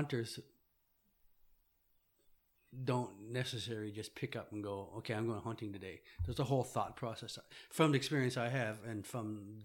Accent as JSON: {"language": "English", "town": "Happy Valley-Goose Bay", "region": "Newfoundland and Labrador", "country": "Canada", "tie": "born or raised there", "also_born_or_lived": "Rigolet, Labrador / Kingston, Ontario", "moved": "as an adult", "lives_now": "Ottawa, Canada", "said": "I'm originally from Labrador in the Nunatsiavut. My community is Rigolet. I lived there for the first probably 6-7 years of my life. And then my parents moved to Happy Valley Goose Bay in Labrador. And that's where I spent most of my time growing up"}